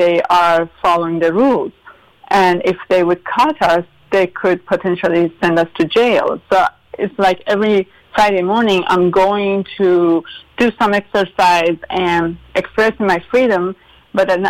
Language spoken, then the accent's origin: English; Tehran, Tehran Province, Iran; English is a second language; moved away as an adult; also born or lived in Pennsylvania, United States; now in United States; I would go mountain hiking with my dad in north of Tehran, my hometown